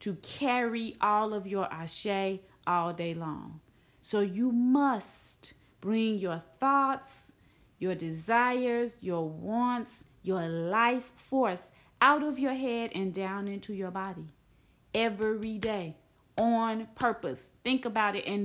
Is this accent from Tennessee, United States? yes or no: yes; Tennessee, United States; I'm from Tennessee, right? I'm from a place where it gets cold, where it snows